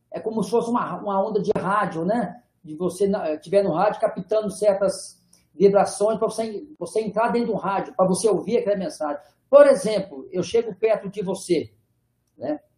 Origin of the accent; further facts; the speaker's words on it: Minas Gerais, Brazil; eu sou mineiro, sou mineiro, eu vivo no interior de Minas, e eu fui morar em Ouro Preto